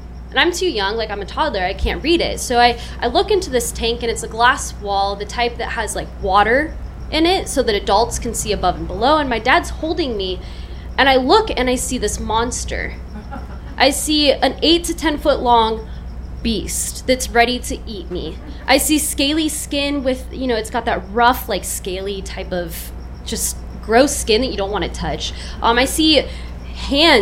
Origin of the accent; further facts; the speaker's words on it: Oceanside, California, United States; I grew up in North County, I'm still living in North County